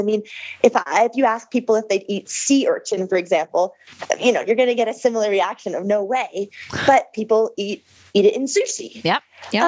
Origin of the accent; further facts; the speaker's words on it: Seattle, Washington, United States; I'm from Seattle